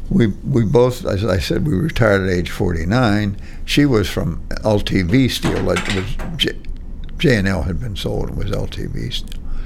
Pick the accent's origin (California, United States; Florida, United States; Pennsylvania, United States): Pennsylvania, United States; Monaca; I grew up in Monaca Heights